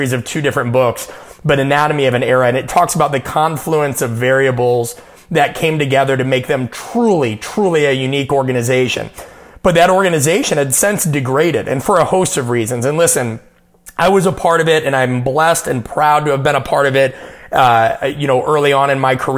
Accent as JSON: {"language": "English", "region": "Nebraska", "country": "United States", "tie": "born or raised there", "said": "growing up in Nebraska"}